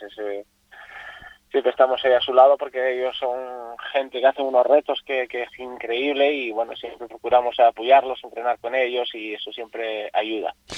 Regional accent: Asturias, Spain; now in Fuerteventura, Spain; Voy a correr a, mi tierra, Asturias

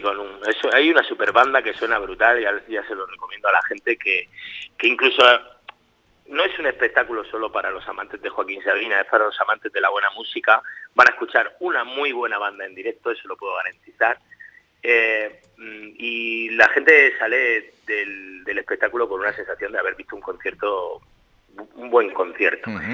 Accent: Murcia, Region of Murcia, Spain; estoy en mi tierra, en Murcia

